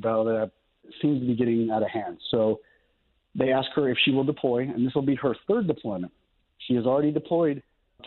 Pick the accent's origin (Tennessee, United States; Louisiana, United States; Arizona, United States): Arizona, United States; Mesa; now in Norman, United States; my hometown, Mesa, Arizona